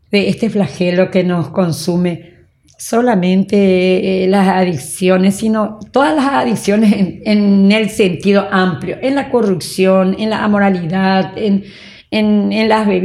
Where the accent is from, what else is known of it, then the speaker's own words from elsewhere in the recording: San Juan Bautista, Misiones, Paraguay; moved away; also born or lived in Asunción; Nací en San Juan Bautista, Misiones.